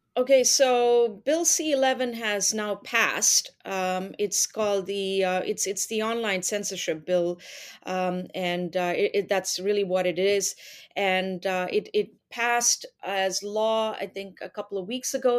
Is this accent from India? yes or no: yes; India; also born or lived in United Arab Emirates; now in Canada; I'm originally from India. I lived there, uh, for part of my childhood and then, uh, then finished high school in, uh, in the U A E and then came to Canada when I was, uh, eighteen